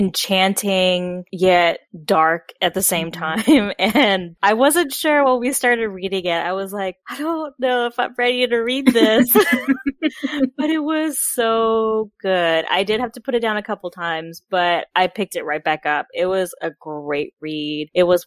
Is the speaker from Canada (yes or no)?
yes; Canada; now in United States; I'm from Canada. I was born there. I visited there many times. I still have family there, but I don't live there. So my knowledge of Canada is limited.